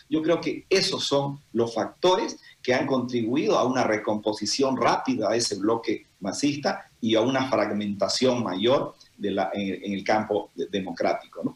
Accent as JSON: {"language": "Spanish", "region": "Santa Cruz", "country": "Bolivia", "said": "nosotros como cruceños"}